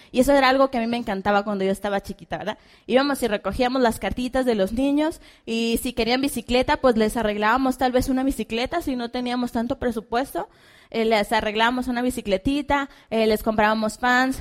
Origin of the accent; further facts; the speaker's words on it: Hermosillo, Sonora, Mexico; venimos de Hermosillo, Sonora, la tierra caliente y de muchos diamantes